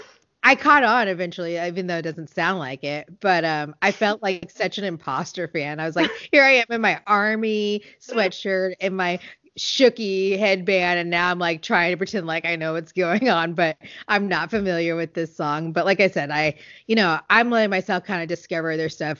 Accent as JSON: {"language": "English", "country": "United States", "said": "I'm an American"}